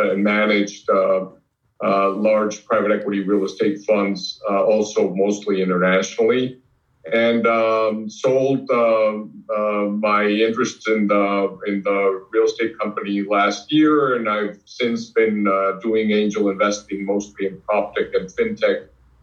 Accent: Mexico City, Mexico; moved away; also born or lived in Israel / United States; Born and raised in Mexico, Lithuanian people who escaped the war, coming to the United States, couldn't get into the United States, stopped in Mexico, liked it there and stayed there.

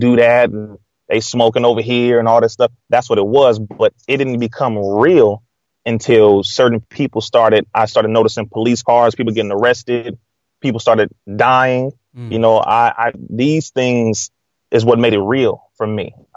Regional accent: Compton, California, United States; born and raised in Compton, California

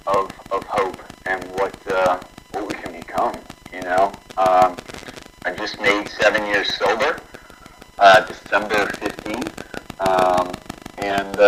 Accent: New Orleans, Louisiana, United States; I grew up in New Orleans, Louisiana

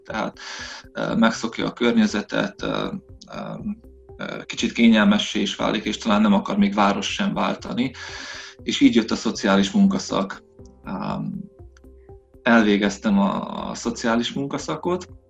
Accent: Săcueni, Bihor County, Romania; moved away as an adult; also born or lived in Ciuhoi (Csokaj) / Oradea / London; now in Zalău, Romania; Székely Idon, eh, eh, nőttem fel, tehát, eh, az anyai nagyszüleimnél, eh, éltünk másodikos koromig

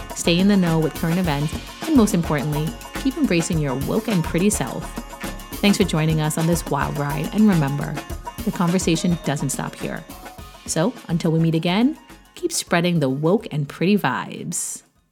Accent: New York City, New York, United States; also born or lived in Trinidad and Tobago / Queens, New York; I'm a New Yorker, okay? And I grew up in Brooklyn

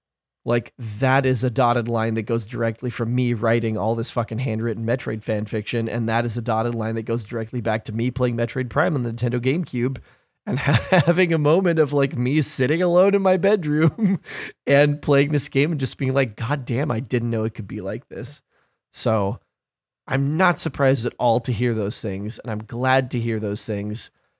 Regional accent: Gresham, Oregon, United States; We're all from Gresham, fam.

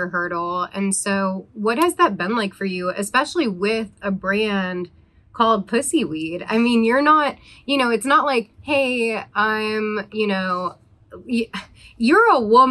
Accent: East Coast, United States; now in Los Angeles, United States; I'm from the East Coast originally as well

